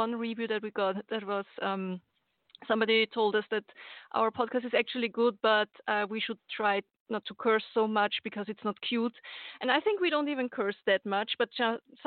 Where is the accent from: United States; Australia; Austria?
Austria; I'm from Austria